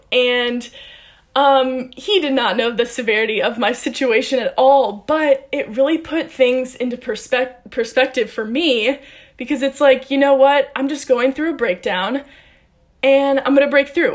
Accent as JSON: {"language": "English", "town": "St. Louis", "region": "Missouri", "country": "United States", "moved": "as an adult", "said": "I was recruited here from St. Louis, Missouri."}